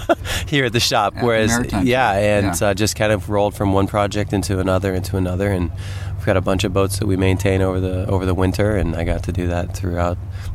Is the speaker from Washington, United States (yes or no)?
yes; Olympia, Washington, United States; I grew up in Olympia.